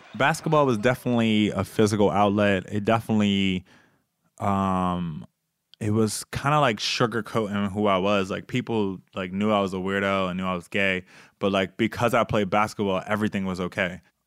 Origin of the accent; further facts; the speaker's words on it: Bear, Delaware, United States; I was from Bear and both my parents was police officers. I grew up kind of a only child